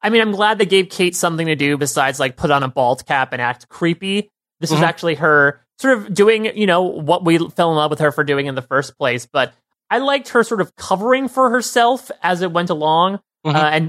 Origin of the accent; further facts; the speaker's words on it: New York, United States; as a New Yorker